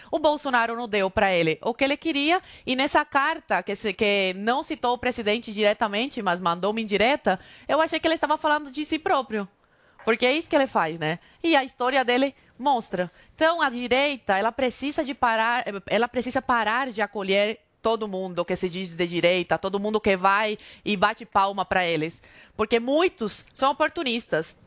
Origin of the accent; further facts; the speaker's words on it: Brazil; nós, brasileiros